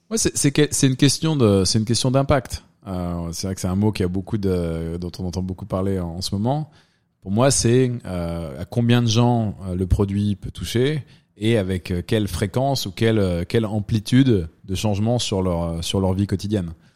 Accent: Dijon, Bourgogne-Franche-Comté, France; also born or lived in London, United Kingdom; now in New York, United States; moi, je viens de Dijon, donc quand même plutôt une petite ville.

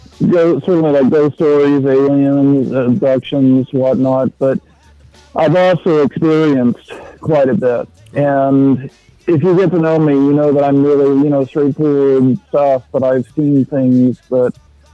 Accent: San Antonio, Texas, United States; now in Chicago, United States; San Antonio, Texas.

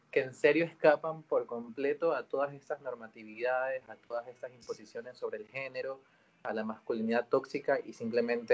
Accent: Ecuador

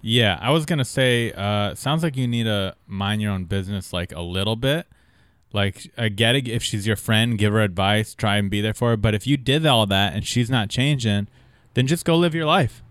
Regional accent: San Diego, California, United States; I'm from San Diego

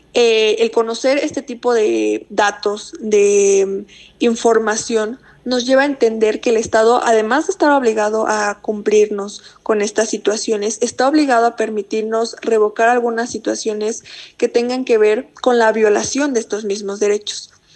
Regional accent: Mexico; como sociedad mexicana

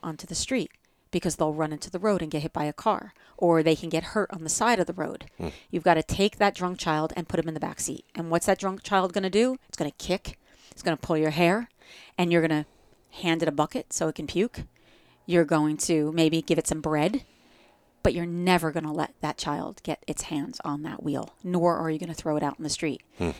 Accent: New Jersey, United States; accent: Jersey; I say it with a Jersey accent.

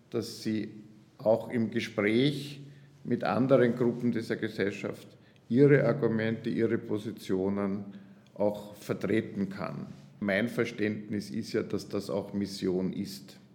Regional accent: Graz, Styria, Austria; gebürtiger Grazer und das war ein Versuch nach dem Theologiestudium und nach der ersten Gemeindeerfahrung wieder nach Graz zu kommen.

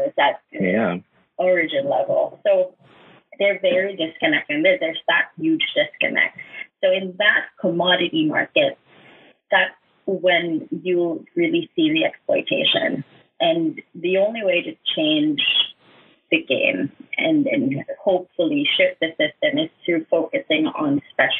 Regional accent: Kalinga, Cordillera Administrative Region, Philippines; I'm from Cebu, Kalinga, and I was born there

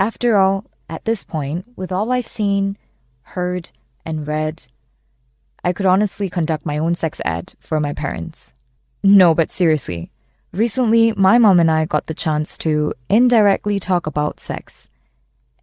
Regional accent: Malaysia; Growing up in Malaysia

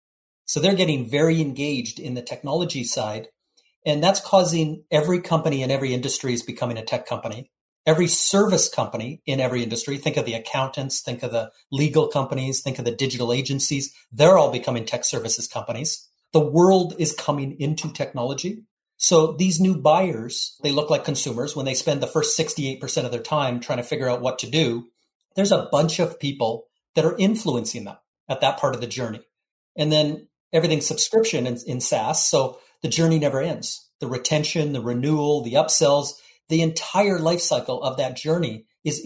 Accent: Canada; now in Florida, United States; I'm a Canadian living in Florida

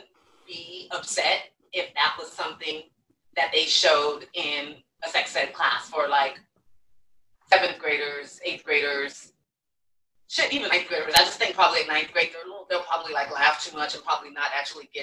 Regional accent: Elk Grove, California, United States; I grew up in Elk Grove. I don't know if you're familiar with that part of Sacramento

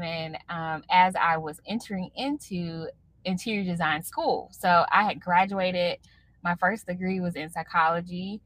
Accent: Raleigh, North Carolina, United States; my hometown, Raleigh, North Carolina

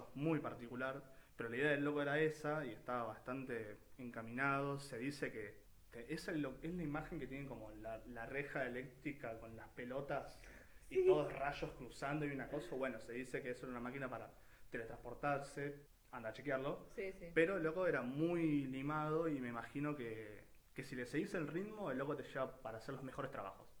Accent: Argentina; argentinos que aparecemos en el mundo

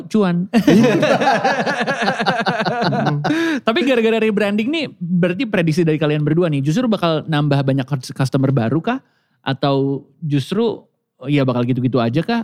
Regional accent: Jakarta, Indonesia; saya lahir di Jakarta Barat

